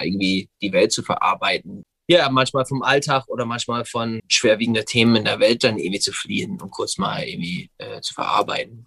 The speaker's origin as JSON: {"language": "German", "town": "Gig Harbor", "region": "Washington", "country": "United States", "tie": "born or raised there", "second_language": "German", "moved": "yes", "lives_now": "Berlin, Germany", "said": "Ich komme aus der Nähe von Seattle, Washington. Ich bin in Gig Harbor, Washington groß geworden"}